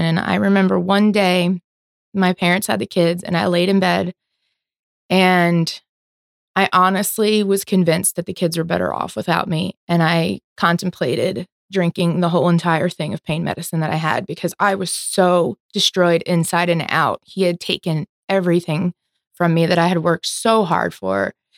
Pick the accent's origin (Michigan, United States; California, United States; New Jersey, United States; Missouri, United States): New Jersey, United States; Philadelphia area; moved away as an adult; now in Florida, United States; born and raised in New Jersey, Philadelphia area. Moved down here about fifteen years ago